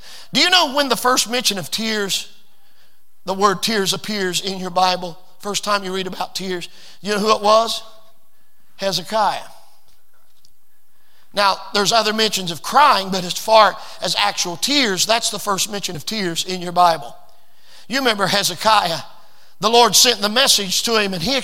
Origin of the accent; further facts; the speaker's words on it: United States; I was born in America